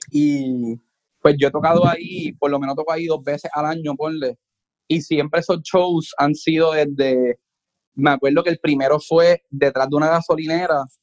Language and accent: Spanish; Puerto Rico; Mira, yo vengo de Puerto Rico a tocar en Costa Rica